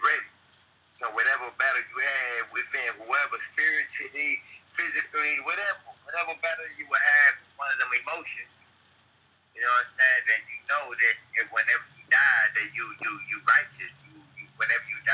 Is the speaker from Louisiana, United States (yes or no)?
yes; Louisiana, United States; I'm from Louisiana.